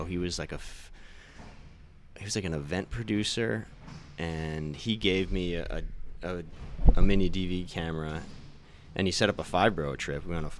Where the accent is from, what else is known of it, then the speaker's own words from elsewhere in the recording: Pleasantville, New York, United States; Brian and I grew up in Pleasantville.